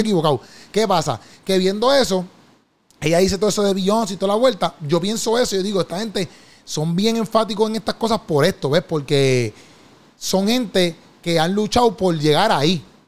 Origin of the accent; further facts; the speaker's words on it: Puerto Rico; moved away; Cuando yo regreso a Puerto Rico